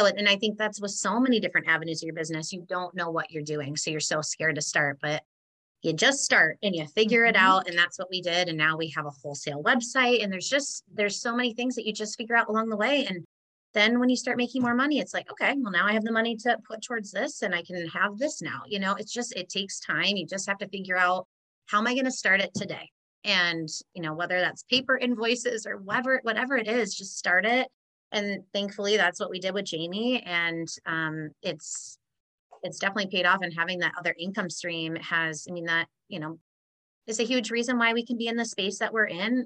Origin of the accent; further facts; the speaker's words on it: Hazel Green, Wisconsin, United States; I loved growing up in Hazel Green.